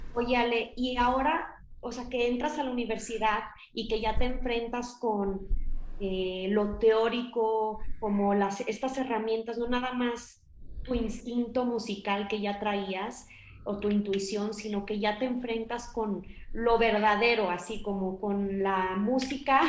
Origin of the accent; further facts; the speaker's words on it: Monterrey, Nuevo León, Mexico; yo también soy del norte, no de tan el norte, pero de Monterrey